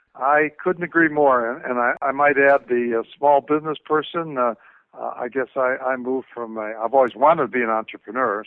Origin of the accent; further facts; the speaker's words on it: Minneapolis, Minnesota, United States; I'm again from Minneapolis